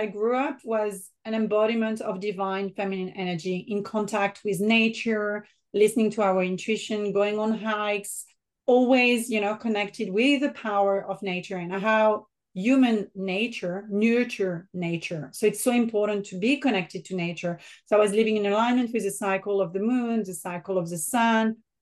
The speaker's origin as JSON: {"language": "English", "area": "French Riviera", "region": "Provence-Alpes-Côte d'Azur", "country": "France", "tie": "born or raised there", "also_born_or_lived": "Paris, France", "accent": "French", "second_language": "English", "moved": "as an adult", "lives_now": "Australia", "said": "my French accent. So I'm born in France, in the south of France, in the French Riviera, in a very small village and a beautiful place to be and to grow up"}